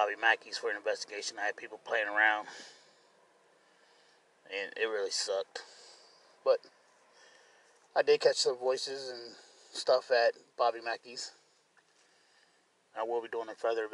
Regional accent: Cincinnati, Ohio, United States; I'm from Cincinnati, Ohio

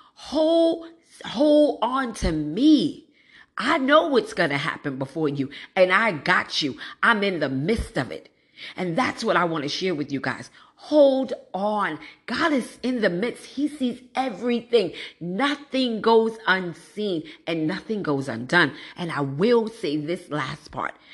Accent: New York City, New York, United States; moved away as an adult; also born or lived in East Orange, New Jersey; I grew up in Brooklyn

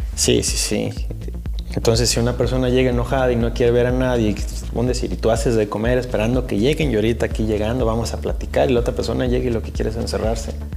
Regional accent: Mexico; como mexicanos y como la herencia católica que tenemos

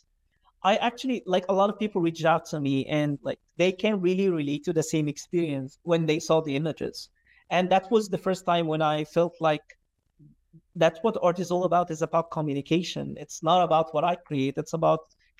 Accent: Alexandria Governorate, Egypt; I was born and raised in Alexandria. I lived there most of my life.

